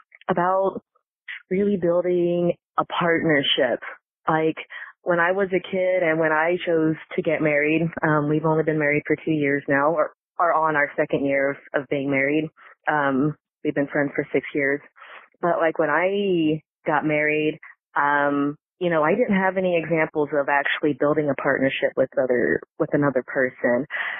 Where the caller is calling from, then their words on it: Kansas, United States; moved away; I'm calling from Kansas. Not my hometown, but I live here.